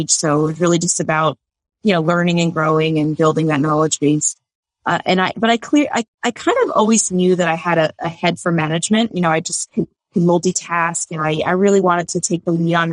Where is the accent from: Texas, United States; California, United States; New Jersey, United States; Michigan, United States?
New Jersey, United States; moved away as an adult; also born or lived in Utah; now in Virginia, United States; We're from New Jersey.